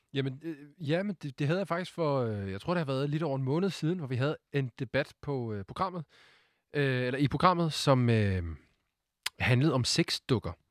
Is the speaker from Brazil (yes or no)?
no; Sweden; Danish is a second language; now in Denmark; jeg er jo svensker